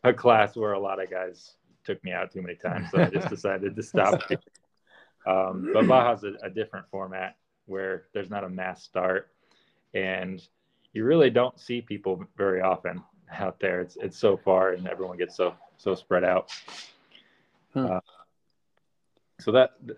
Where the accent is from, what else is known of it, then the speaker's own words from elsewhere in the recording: Connecticut, United States; I grew up in Connecticut, and we didn't have anywhere to ride off-road